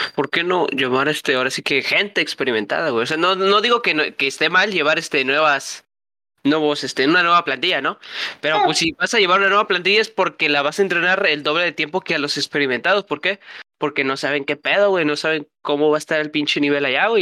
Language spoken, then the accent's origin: Spanish; Mexico; somos mexicanos